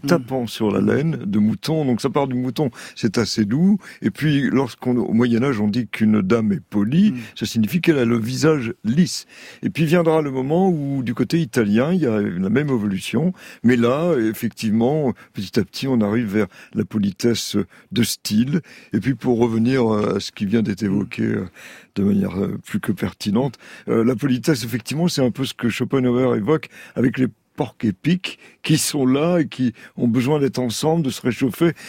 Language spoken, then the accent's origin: French; Saint-Denis, Île-de-France, France; Je suis né à Saint-Denis, en Seine-Saint-Denis